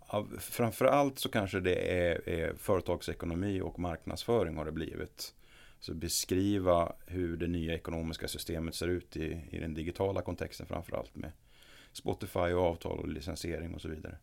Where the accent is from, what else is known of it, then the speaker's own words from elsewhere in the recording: Norrland, Sweden; now in Gothenburg, Sweden; Jag kommer ju från Norrland ursprungligen